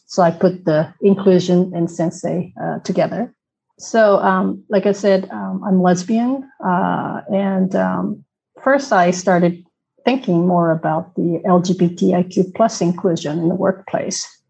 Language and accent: English; Tokyo, Japan; first language Japanese; English is a second language; moved away as an adult; now in Netherlands; originally from Tokyo. Um, I'm half Korean, half Japanese. I have a Korean name